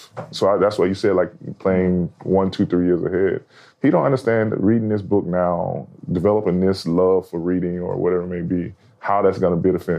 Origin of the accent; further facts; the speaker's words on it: Alabama, United States; moved away; I'm from Alabama.